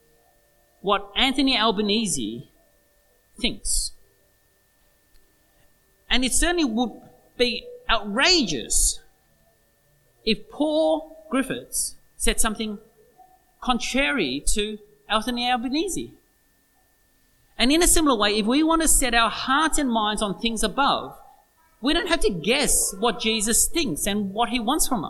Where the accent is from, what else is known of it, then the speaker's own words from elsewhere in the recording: Australia; that's who we are, Australians